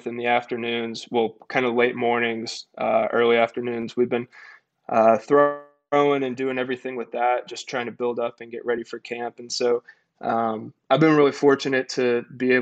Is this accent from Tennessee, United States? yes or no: yes; Tennessee, United States; moved away as an adult; now in Greenville, United States; I grew up in Tennessee